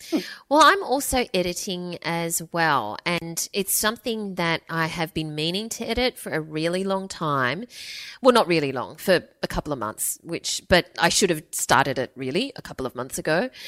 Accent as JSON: {"language": "English", "country": "United Kingdom", "accent": "English", "lives_now": "Qatar", "said": "I'm British, so you've got several corners of the world covered. The funny thing is that being such an avid listener and working my way through the back catalogue too, my English accent now has a very slight Aussie twang"}